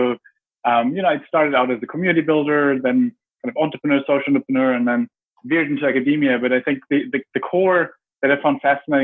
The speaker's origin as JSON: {"language": "English", "country": "Germany", "tie": "born or raised there", "said": "I grew up in Germany"}